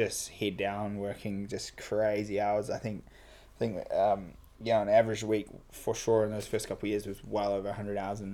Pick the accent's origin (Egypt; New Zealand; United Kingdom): New Zealand; Picton, Marlborough; also born or lived in United States; I grew up in Picton, top of the South Island